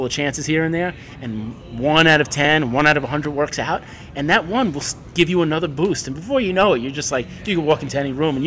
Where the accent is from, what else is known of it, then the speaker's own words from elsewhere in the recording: New York, United States; growing up in New York, too. I had access to all of these schools